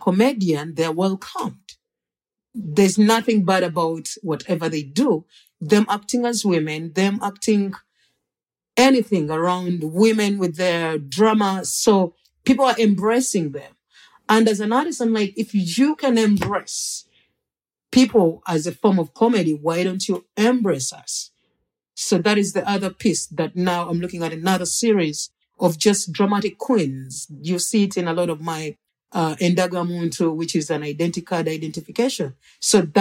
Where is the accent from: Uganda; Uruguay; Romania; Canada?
Uganda; moved away